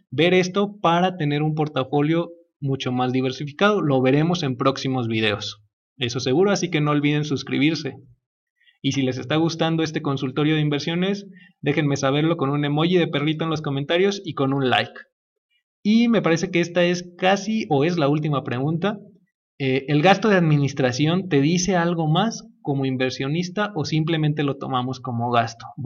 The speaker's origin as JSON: {"language": "Spanish", "country": "Mexico", "said": "Obviamente, pues es beneficioso para nosotros como mexicanos"}